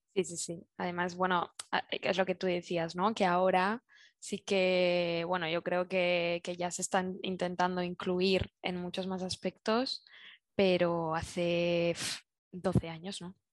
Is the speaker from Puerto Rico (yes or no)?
no; Zaragoza, Aragon, Spain; moved away as an adult; now in Barcelona, Spain; soy originalmente soy de Zaragoza